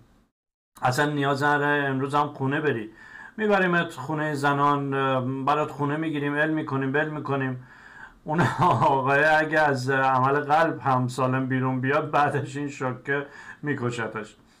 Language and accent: Persian; Iran; moved away; من هم ایرانی هستم